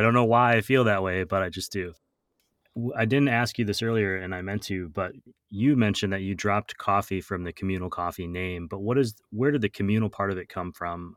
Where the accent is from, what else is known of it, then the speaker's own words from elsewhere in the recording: Wausau, Wisconsin, United States; moved away; I'm recording in my hometown of Wausau, Wisconsin this week.